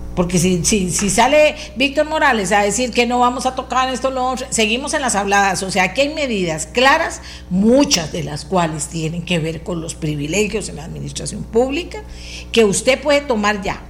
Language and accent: Spanish; Costa Rica; soy costarricense y vivo en este país